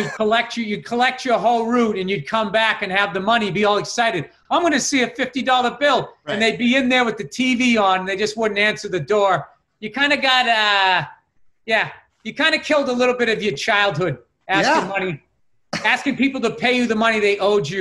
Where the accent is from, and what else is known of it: Massachusetts, United States